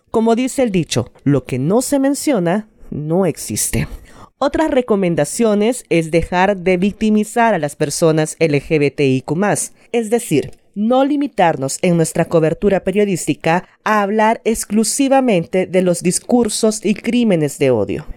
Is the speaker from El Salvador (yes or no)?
yes; El Salvador; soy periodista salvadoreña